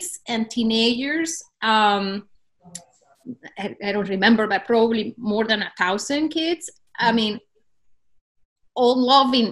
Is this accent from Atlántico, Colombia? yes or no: no; Cúcuta, Norte de Santander, Colombia; my hometown of Cúcuta